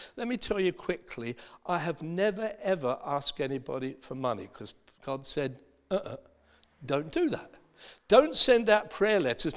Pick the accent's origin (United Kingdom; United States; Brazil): United Kingdom; Dagenham, London; I was born in Dagenham. in Essex.